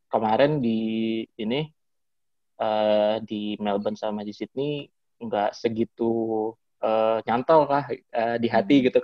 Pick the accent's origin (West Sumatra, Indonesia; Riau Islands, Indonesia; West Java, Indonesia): Riau Islands, Indonesia; Batam; Dan kalau kita dari Batam kan harus ke Singapura dulu lebih dekat daripada kita harus ke Jakarta.